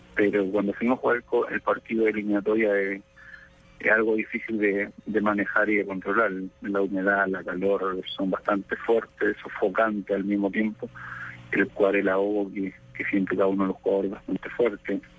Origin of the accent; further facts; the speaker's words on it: Chile; las expectativas que tenemos nosotros como chilenos de nuestra selección